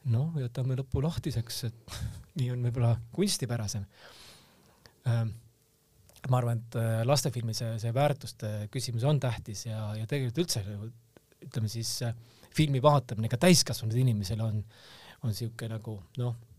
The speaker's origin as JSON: {"language": "Estonian", "town": "Tallinn", "region": "Harju County", "country": "Estonia", "tie": "born or raised there", "said": "mina kasvasin tegelikult nagu Tallinnas Õismäel ülesse"}